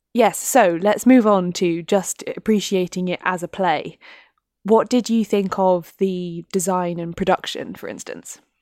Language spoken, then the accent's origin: English; United Kingdom